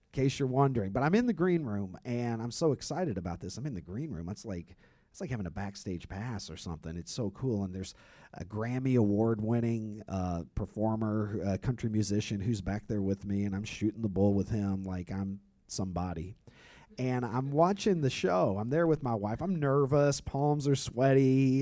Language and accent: English; Kentucky, United States; I grew up in Kentucky